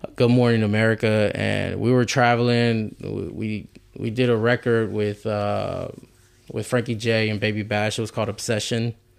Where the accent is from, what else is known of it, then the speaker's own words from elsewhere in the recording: Houston, Texas, United States; I'm from the South Side, too